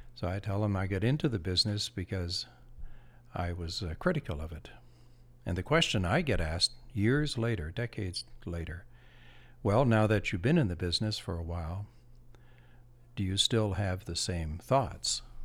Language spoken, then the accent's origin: English; Campbellton, New Brunswick, Canada; I'm from New Brunswick, a small town in uh, New Brunswick, northern New Brunswick, Campbellton. And as a, I grew up on the edge of town